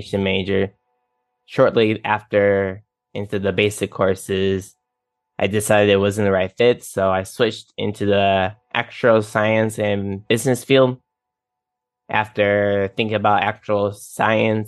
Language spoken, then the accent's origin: English; Chicago, Illinois, United States; also born or lived in Cardiff, Wales; now in Phoenix, United States; I was born and raised in Chicago, Illinois